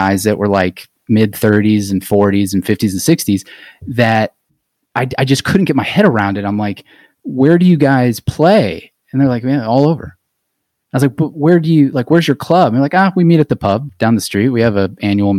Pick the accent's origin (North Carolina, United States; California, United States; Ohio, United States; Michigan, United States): Ohio, United States; Akron; I grew up in Akron